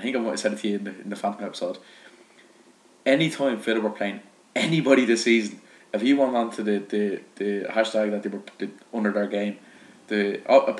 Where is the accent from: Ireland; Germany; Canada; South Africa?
Ireland; I'm Irish.